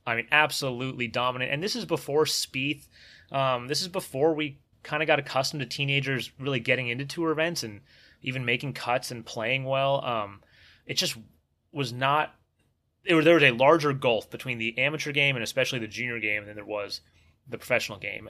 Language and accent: English; California, United States; moved away as an adult; also born or lived in Florida; I grew up in California